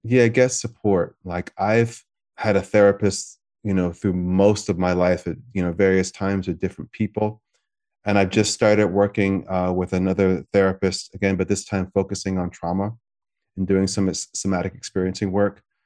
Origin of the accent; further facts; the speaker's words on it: United States; I'm American